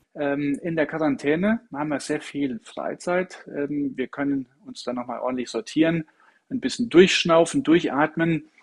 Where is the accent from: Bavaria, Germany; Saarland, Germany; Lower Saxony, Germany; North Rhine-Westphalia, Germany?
Saarland, Germany; accent: Saarländisch; moved away; natürlich bin ich aus dem Saarland und ich kann auch gut Saarländisch schwätzen.